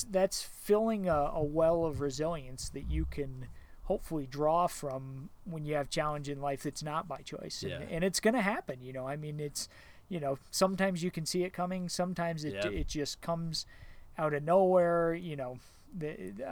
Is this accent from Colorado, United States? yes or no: yes; Evergreen, Colorado, United States; I grew up here in Evergreen and I've had elk in my yard